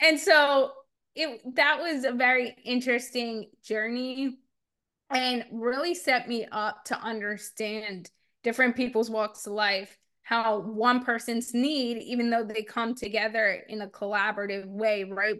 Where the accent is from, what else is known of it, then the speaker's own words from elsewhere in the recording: New Jersey, United States; also born or lived in Arkansas; I grew up in New Jersey and in South Jersey